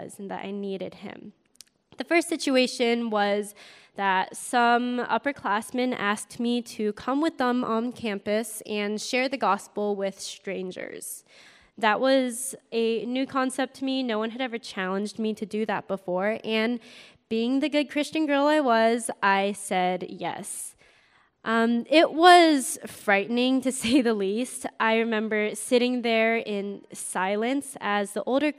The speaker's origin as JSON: {"language": "English", "region": "Northern California", "country": "United States", "tie": "born or raised there", "said": "I was born and raised in California, Northern California, home of like Apple, Google, Facebook, that area."}